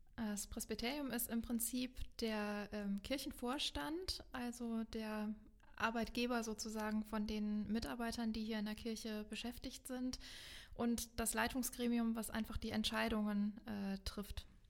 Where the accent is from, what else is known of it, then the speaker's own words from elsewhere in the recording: Meckenheim, North Rhine-Westphalia, Germany; ich bin hier in Meckenheim groß geworden und lebe jetzt inzwischen wieder hier in Meckenheim